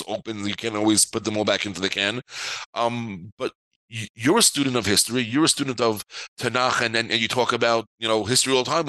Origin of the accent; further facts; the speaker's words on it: New York City, New York, United States; also born or lived in Five Towns, New York; I was born and bred in New York. I grew up in Queens, New York, live in what's called the Five Towns area for over 20-something years.